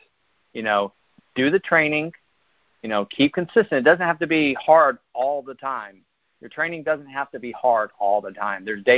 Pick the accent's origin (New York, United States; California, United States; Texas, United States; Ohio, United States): Texas, United States; Houston; moved away as an adult; also born or lived in Lubbock, Texas; now in Norfolk area, Virginia, United States; I'm originally from Houston.